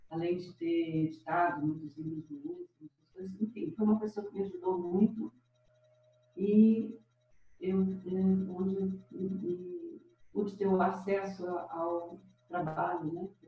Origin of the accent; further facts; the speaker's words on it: Sacramento, Minas Gerais, Brazil; also born or lived in Conquista, Minas Gerais / Uberaba, Minas Gerais; Bom, eu sou natural de Pertinho, de Uberaba. Nasci na, na, no município de Sacramento, numa fazenda chamada Fazenda São Manuel